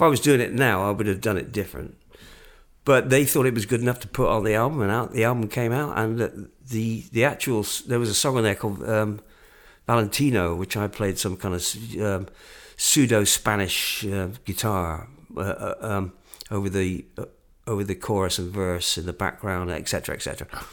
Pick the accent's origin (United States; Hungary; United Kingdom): United Kingdom; England; moved away; where you from?" And I went, "England."